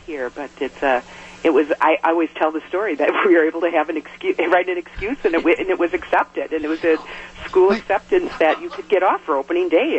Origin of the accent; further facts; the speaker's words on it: West Milwaukee, Wisconsin, United States; moved away as an adult; now in Oshkosh, United States; I'm from West Dallas, West Milwaukee